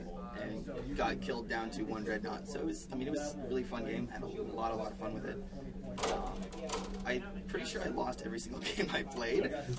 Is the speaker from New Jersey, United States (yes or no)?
no; Wasilla, Alaska, United States; I'm actually from Wasilla.